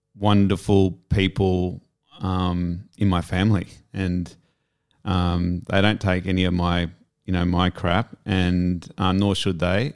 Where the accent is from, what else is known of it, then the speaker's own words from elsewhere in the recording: Sydney, New South Wales, Australia; moved away as an adult; also born or lived in Palm Cove / Perth / Melbourne / Japan; back to my hometown of Sydney